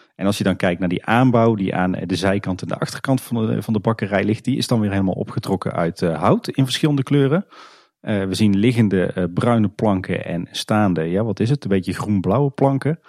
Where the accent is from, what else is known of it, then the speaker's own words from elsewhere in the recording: Kaatsheuvel, North Brabant, Netherlands; we komen zelf allebei uit Kaatsheuvel